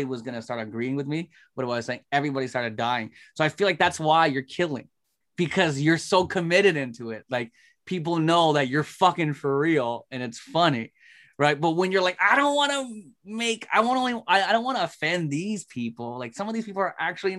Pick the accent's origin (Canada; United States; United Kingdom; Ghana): Canada; Toronto, Ontario; I'm from Toronto.